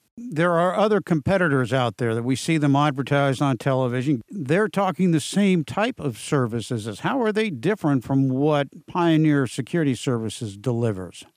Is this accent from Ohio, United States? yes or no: no; San Diego, California, United States; It's right here in my hometown where I grew up down in San Diego